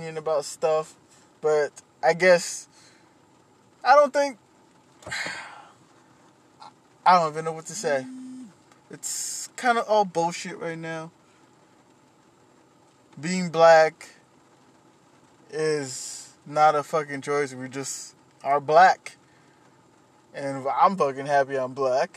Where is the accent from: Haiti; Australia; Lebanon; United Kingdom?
Haiti; moved away; When I was a kid, I grew up in Haiti.